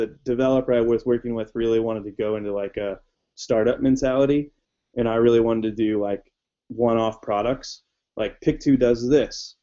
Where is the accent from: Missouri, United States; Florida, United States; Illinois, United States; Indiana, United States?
Indiana, United States; I grew up in Indiana